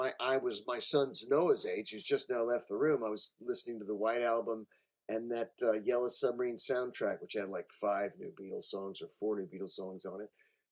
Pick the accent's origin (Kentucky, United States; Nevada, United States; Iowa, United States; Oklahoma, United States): Kentucky, United States; moved away as an adult; also born or lived in Los Angeles, California; I grew up in Kentucky